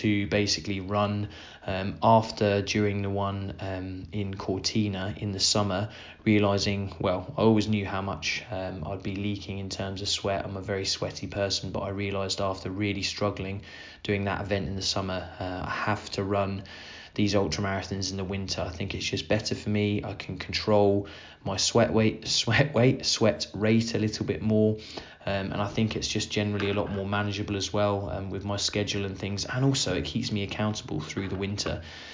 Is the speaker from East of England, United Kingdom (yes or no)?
yes; Suffolk, East of England, United Kingdom; near where I grew up in Suffolk